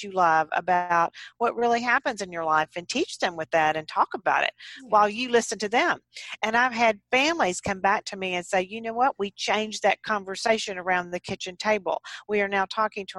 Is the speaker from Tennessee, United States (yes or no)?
no; Texas, United States; I'm a Texan, and I grew up on farms and ranches in Texas on horseback